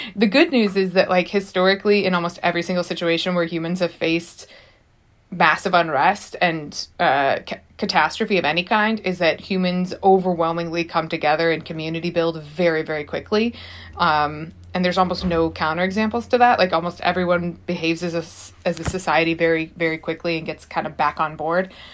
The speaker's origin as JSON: {"language": "English", "town": "St. Louis", "region": "Missouri", "country": "United States", "moved": "yes", "lives_now": "Los Angeles, United States", "said": "I'm from Saint Louis."}